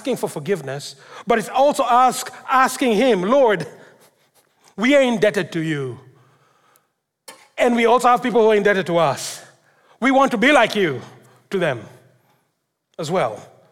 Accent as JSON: {"language": "English", "country": "Kenya", "tie": "born or raised there", "moved": "yes", "said": "when I grew up in Africa, in Kenya"}